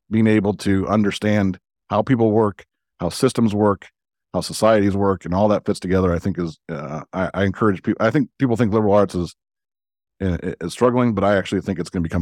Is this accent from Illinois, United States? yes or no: yes; Chicago, Illinois, United States; I grew up in the Jordan era